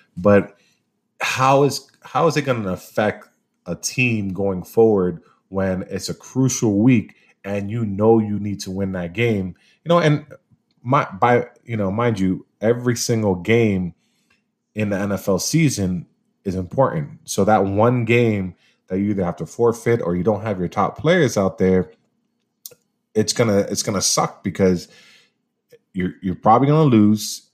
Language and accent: English; Miami, Florida, United States; I'm from Miami